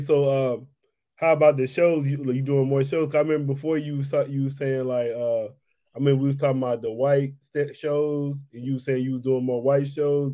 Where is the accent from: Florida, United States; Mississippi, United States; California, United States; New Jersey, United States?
Mississippi, United States; moved away; I am from Mississippi